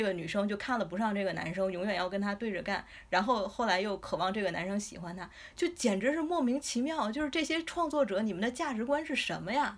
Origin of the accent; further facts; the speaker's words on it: China; 我们中国人